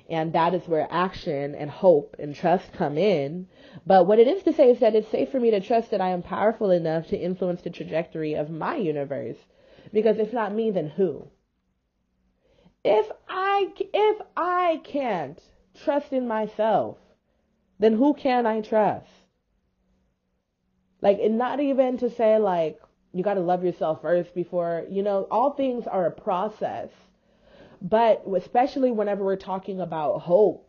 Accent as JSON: {"language": "English", "town": "Houston", "region": "Texas", "country": "United States", "tie": "born or raised there", "said": "I was raised in Houston, Texas"}